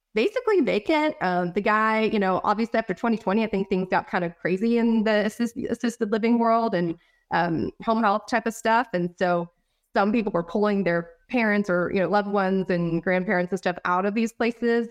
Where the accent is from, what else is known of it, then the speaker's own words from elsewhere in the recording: California, United States; also born or lived in Idaho; now in Texas, United States; I'm originally from California. We moved to Idaho, um, and we're living there for about the past four to five years, and then we just moved to Texas